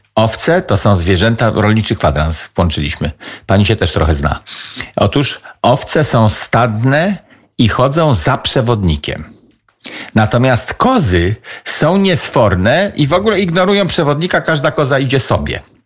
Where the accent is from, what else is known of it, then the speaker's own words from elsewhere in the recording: Kociewie, Pomeranian Voivodeship, Poland; accent: Kociewie dialect; Siedzę na mojej wiosce, na której się wychowałem, patrzę na jezioro przy którym się wychowałem